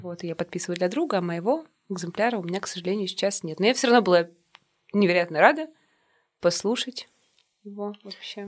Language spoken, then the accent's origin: Russian; Yekaterinburg, Sverdlovsk Oblast, Russia; мы угу. коренные жители этого города